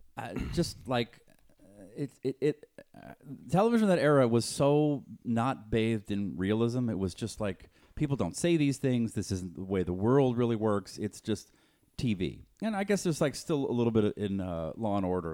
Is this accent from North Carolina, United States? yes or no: no; Boston, Massachusetts, United States; moved away; I'm from Boston